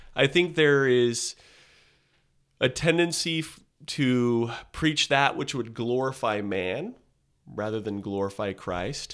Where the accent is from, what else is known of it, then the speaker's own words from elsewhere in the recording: Southern California, United States; moved away as an adult; I grew up in Southern California